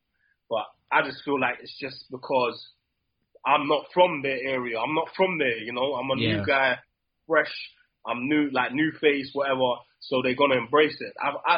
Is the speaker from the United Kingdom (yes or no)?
yes; England, United Kingdom; Obviously, I'm English